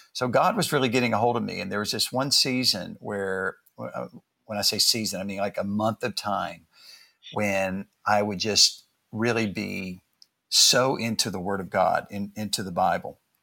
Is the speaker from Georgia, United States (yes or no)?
yes; Atlanta, Georgia, United States; now in New York City, United States; I grew up in the South and was born in Atlanta